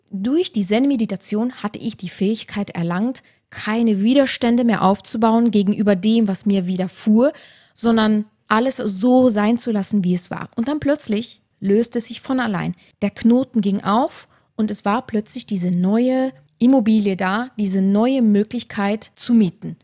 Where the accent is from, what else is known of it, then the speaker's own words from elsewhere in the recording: Luxembourg; moved away; also born or lived in Tyrol, Austria; in meine Heimat nach Luxemburg zu ziehen